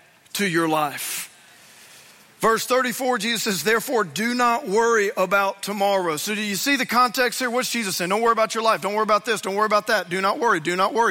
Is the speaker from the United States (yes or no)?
yes; Louisiana, United States; I grew up in Louisiana, and I went to Louisiana State University